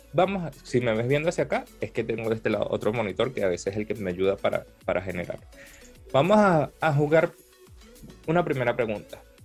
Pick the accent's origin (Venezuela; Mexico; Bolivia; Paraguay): Venezuela; soy venezolano